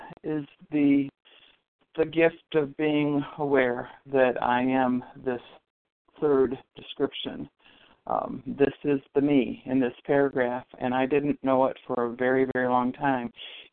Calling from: Western New York, United States; I'm calling from Western New York

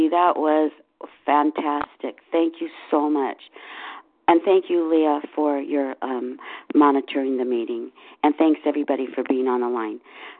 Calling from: Seattle, Washington, United States; from Seattle.

